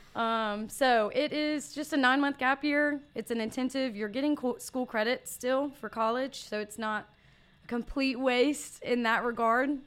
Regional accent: Brandon, Mississippi, United States; I grew up in Brandon, Mississippi

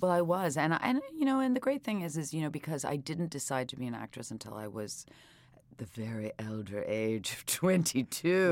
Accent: New York City, New York, United States; also born or lived in Britain / Wales; growing up in New York City, steeped in New York theater

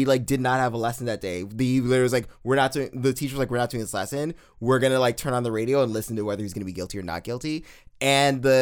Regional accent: New York City, New York, United States; I grew up in New York City

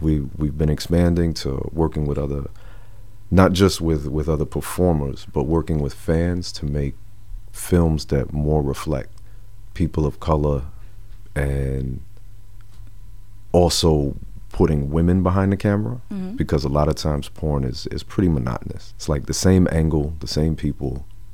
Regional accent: New Jersey, United States; also born or lived in Manhattan, New York / Teaneck, New Jersey / Camden, New Jersey; I was born in Manhattan, but I was raised in Jersey my whole life

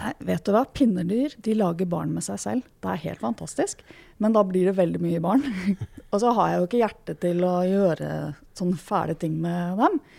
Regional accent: Norway; jeg vokste opp på Rykken

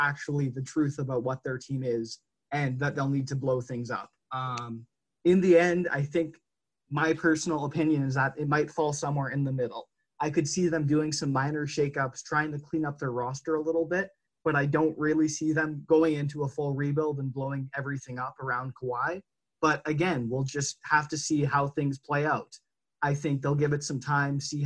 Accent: Canada; as a Canadian

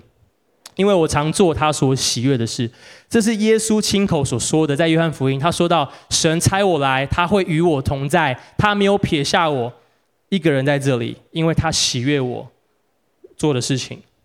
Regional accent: Taiwan; 像我们台湾人

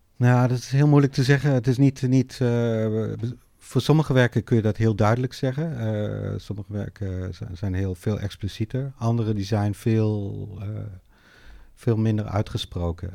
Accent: Netherlands; ik ben opgegroeid in Nederland

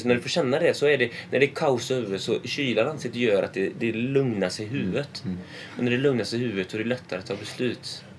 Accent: Sweden; jag som svensk

